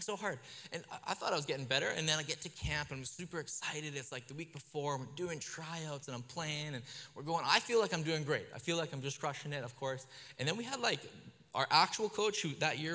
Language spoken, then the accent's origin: English; Kelowna, British Columbia, Canada; where I grew up in Kelowna